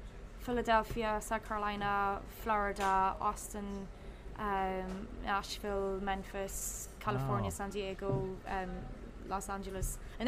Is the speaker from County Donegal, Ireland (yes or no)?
yes; County Donegal, Ireland; moved away as an adult; now in New Orleans, United States; apart from my hometown in Donegal in Ireland